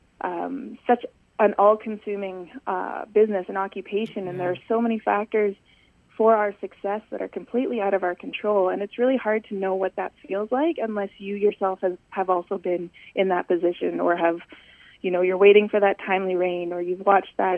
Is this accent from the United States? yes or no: no; Calgary, Alberta, Canada; moved away as an adult; now in Saskatchewan, Canada; I grew up in Calgary, Alberta, which is quite a large city